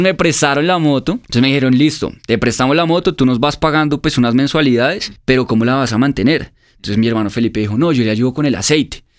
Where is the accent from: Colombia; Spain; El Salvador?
Colombia; somos una familia colombiana